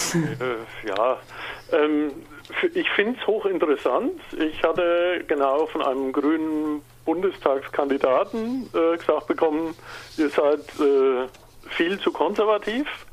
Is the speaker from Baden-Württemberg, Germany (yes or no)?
no; Franconia, Bavaria, Germany; Man hört es vielleicht, ich bin Migrationshintergrund, ich bin Franke